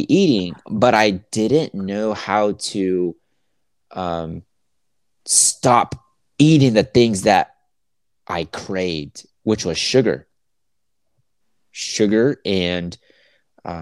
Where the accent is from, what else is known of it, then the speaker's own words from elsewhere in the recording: the South, United States; I'm from the South. I grew up on sweet tea